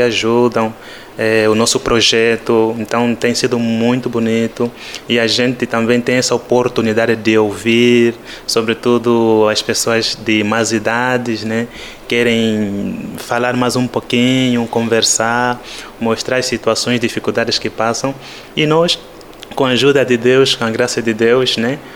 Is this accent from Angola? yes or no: yes; Angola; accent: Angolan; moved away as an adult; o nosso sotaque angolano